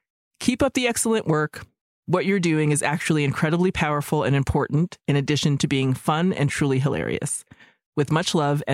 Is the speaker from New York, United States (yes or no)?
no; Minnesota, United States; I was born and raised in Minnesota, not a lot of Filipinos around, and grew up completely disconnected from that part of my heritage.